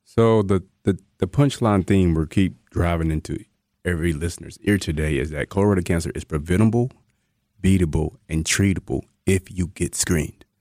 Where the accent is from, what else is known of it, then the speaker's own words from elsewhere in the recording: rural North Carolina, United States; moved away as an adult; also born or lived in Georgia / Texas; now in Wisconsin, United States; I'm originally from North Carolina, rural North Carolina, like chicken houses